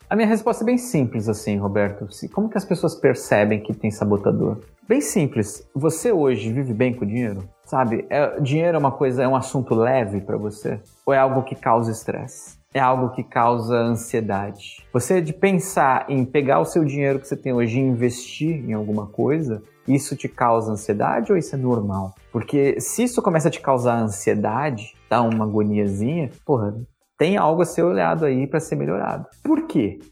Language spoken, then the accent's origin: Portuguese; Brazil; also born or lived in Japan; fui embora do, do Japão, voltei pro Brasil